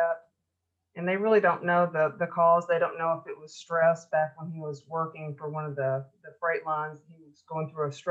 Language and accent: English; Memphis, Tennessee, United States; I grew up in the Memphis, Tennessee area in the United States, and that's called the Mid-South